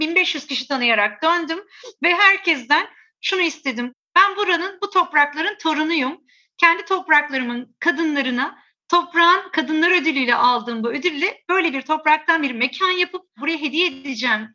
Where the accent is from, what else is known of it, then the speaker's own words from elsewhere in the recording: Istanbul, Turkey; Biz burada yetiştik, burada eğitimler aldık, burada işlerimizi kurduk.